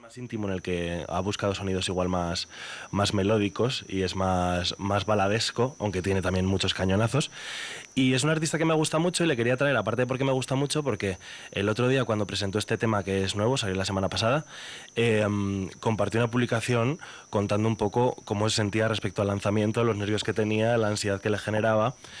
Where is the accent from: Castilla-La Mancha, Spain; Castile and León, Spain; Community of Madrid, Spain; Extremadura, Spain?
Castile and León, Spain; Burgos; yo soy el único burgalés de mi familia. Toda mi familia es charra.